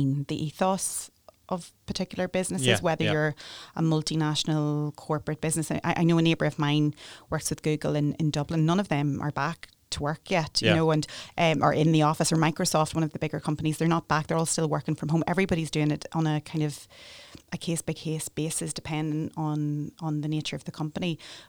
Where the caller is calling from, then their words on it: Northern Ireland, United Kingdom; I'm just speaking from Northern Ireland, but I'm sure it's across the UK